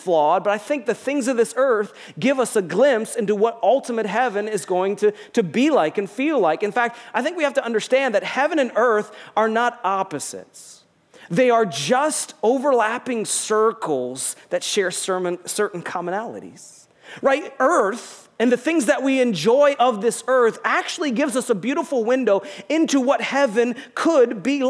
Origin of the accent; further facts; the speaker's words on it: United States; also born or lived in Rochester; We're from the United States of America